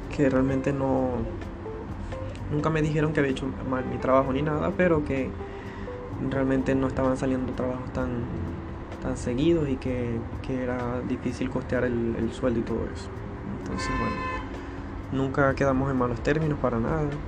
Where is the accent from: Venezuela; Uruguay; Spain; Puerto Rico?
Venezuela; Maracaibo, Zulia; moved away as an adult; now in Chile; nací en Maracaibo, Venezuela